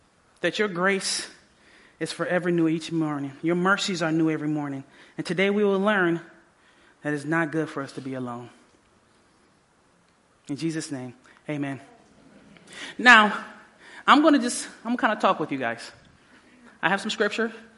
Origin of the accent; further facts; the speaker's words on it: Detroit, Michigan, United States; also born or lived in Southfield, Michigan / Oklahoma; I grew up in Detroit all the rest of those years, my ninth grade year.